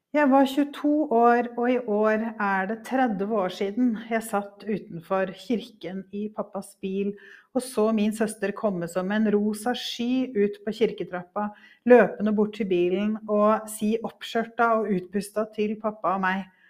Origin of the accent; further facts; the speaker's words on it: Norway; also born or lived in Devon, England; i mitt norske hverdagsliv